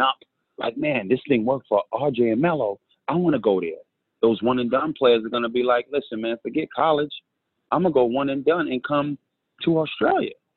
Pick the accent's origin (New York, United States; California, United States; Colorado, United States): New York, United States; New York City; moved away as an adult; also born or lived in Kansas City, Missouri / Alabama; I'm from New York City